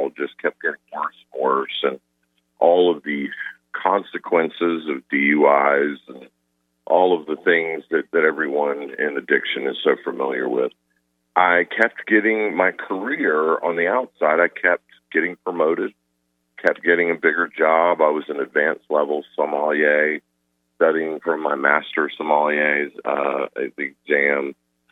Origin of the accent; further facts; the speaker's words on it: Atlanta, Georgia, United States; I grew up in suburbs in Atlanta